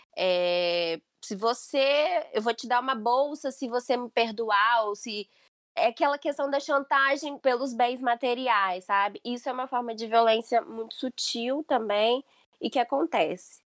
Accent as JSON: {"language": "Portuguese", "country": "Brazil", "moved": "yes", "lives_now": "Portugal", "said": "nós todas somos brasileiras"}